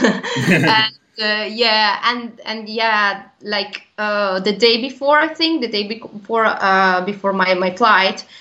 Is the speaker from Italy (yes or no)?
yes; Genoa, Liguria, Italy; in my region, I'm from Genoa